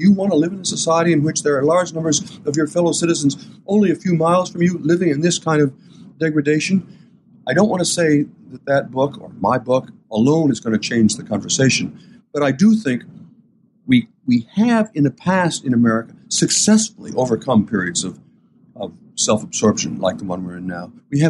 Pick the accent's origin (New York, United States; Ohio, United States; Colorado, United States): Ohio, United States; Port Clinton; When I was growing up in Port Clinton and my parents talked about doing things for our kids here in town